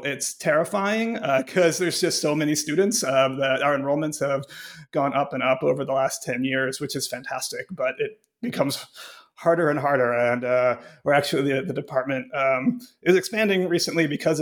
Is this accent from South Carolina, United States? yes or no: no; Cleveland, Ohio, United States; moved away as an adult; also born or lived in Pittsburgh, Pennsylvania / Urbana-Champaign, Illinois / Chicago, Illinois; now in Grinnell, United States; I grew up in Cleveland, Ohio